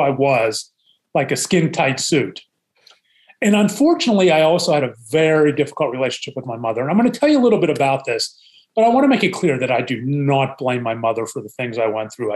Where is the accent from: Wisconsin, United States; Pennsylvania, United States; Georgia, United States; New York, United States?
Pennsylvania, United States; Pittsburgh; I am originally from Pittsburgh. I am the middle of three boys, born and raised in Pittsburgh, PA